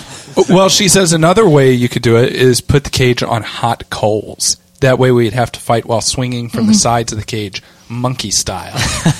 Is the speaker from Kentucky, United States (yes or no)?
yes; Kentucky, United States; Well, only by me because I'm from Kentucky and that's our state weapon.